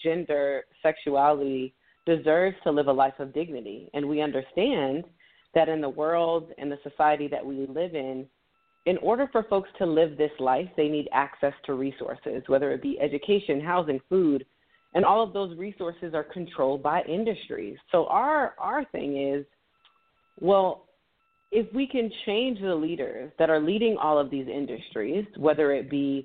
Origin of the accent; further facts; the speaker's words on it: Miami, Florida, United States; moved away as an adult; now in Washington, D.C., United States; I grew up in Miami, Florida.